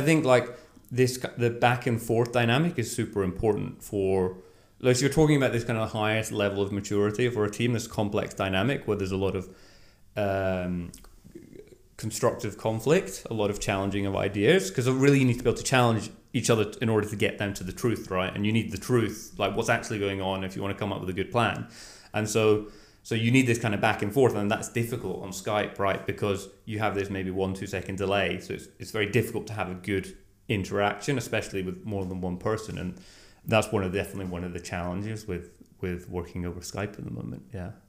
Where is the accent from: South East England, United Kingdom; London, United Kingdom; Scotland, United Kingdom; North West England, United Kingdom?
Scotland, United Kingdom; moved away as an adult; now in Norway; I grew up in Scotland